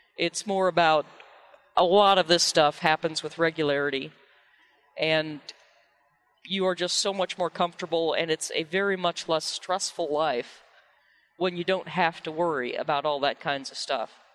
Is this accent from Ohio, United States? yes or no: no; Missouri, United States; I was born in Missouri